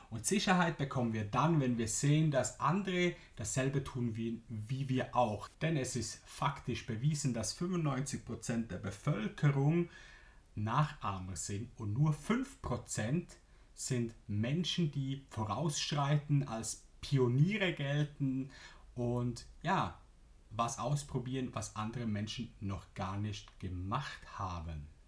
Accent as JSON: {"language": "German", "country": "Switzerland", "accent": "Swiss German", "first_language": "Swiss German", "second_language": "German", "said": "denn ich spreche zum ersten Mal Deutsch und nicht meine Muttersprache Schweizerdeutsch und ich bin gespannt, wie es dir gefällt."}